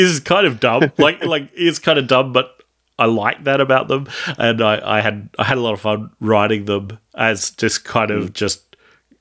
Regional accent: Australia; we're Australian

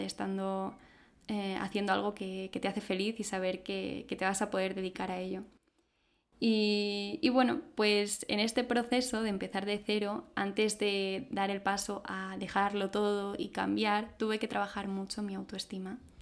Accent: Madrid, Community of Madrid, Spain; soy de Madrid

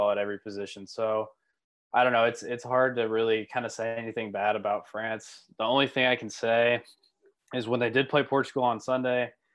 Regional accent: United States; I'm American

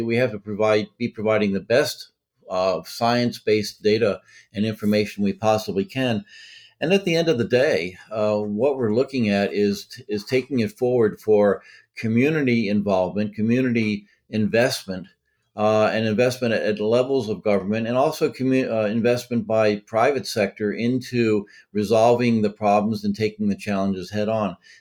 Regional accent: Massachusetts, United States; now in Delaware, United States; I live here in Delaware. I'm from Massachusetts originally.

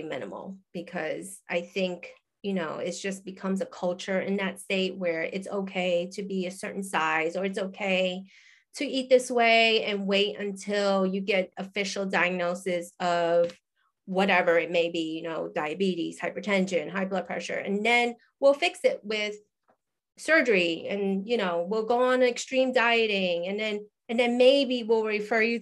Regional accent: New York, United States; moved away as an adult; also born or lived in Hawaii; I'm originally from New York, grew up there

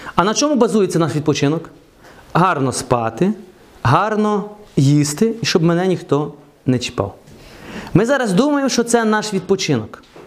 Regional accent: Truskavets, Lviv Oblast, Ukraine; Я виріс в Трускавці

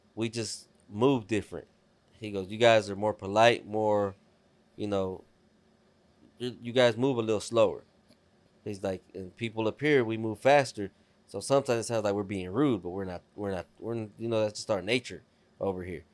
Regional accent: Texas, United States; grew up in Texas my whole life. I never lived anywhere else

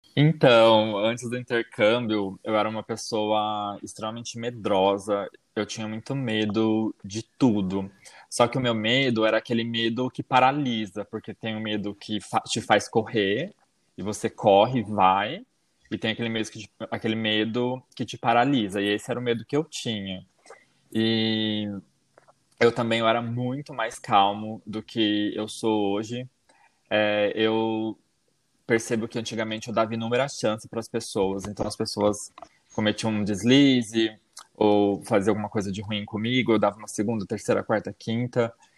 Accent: Itaporanga, São Paulo, Brazil; moved away as an adult; now in North Carolina, United States; eu sou do interior de São Paulo, é, da cidade de Itaporanga

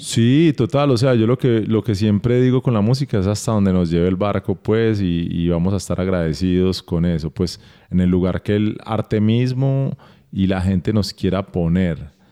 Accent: Barranquilla, Atlántico, Colombia; moved away; nosotros crecimos en Barranquilla, en otra ciudad

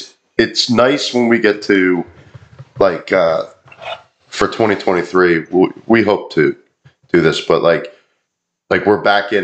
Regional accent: New Jersey, United States; I'm from New Jersey. I'm not from here.

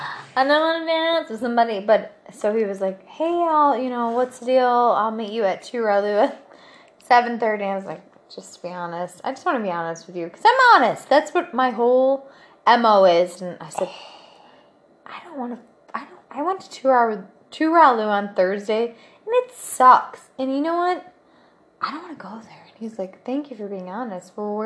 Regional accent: Russia; English is a second language; Now we're from Russia.

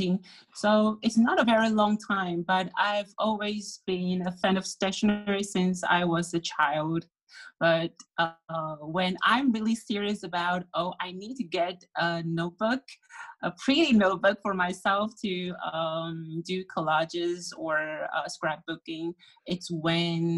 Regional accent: Taiwan; born or raised there

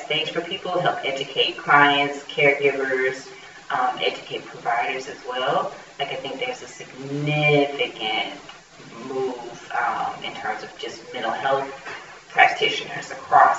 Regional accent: United States; as an American

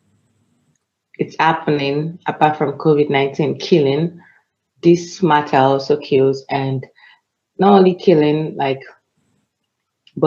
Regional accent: Nigeria

